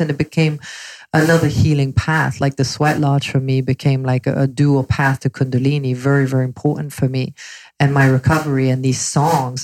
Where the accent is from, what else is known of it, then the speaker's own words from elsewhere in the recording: London, United Kingdom; moved away as an adult; also born or lived in Belgium; now in Los Angeles, United States; I moved to London at age 11